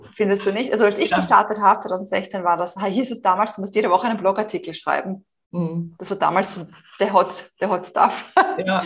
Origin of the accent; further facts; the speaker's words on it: Vienna, Austria; also born or lived in Madrid, Spain; ich stamme auch aus Wien, das hört man auch in meinem Deutsch.